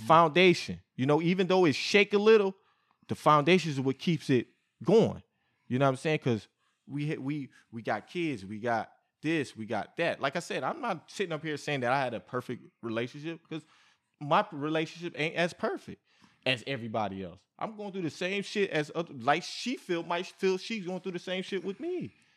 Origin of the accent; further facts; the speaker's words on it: New York, United States; I'm from New York, man. I'm from New York